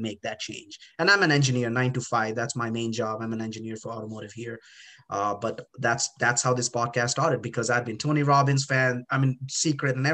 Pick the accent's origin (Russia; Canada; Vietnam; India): India; moved away; I was born in India